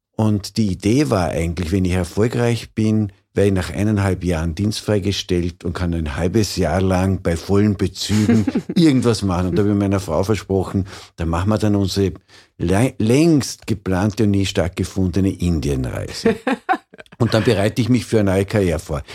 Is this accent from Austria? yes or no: yes; Vorarlberg, Austria; Ich bin in Vorarlberg aufgewachsen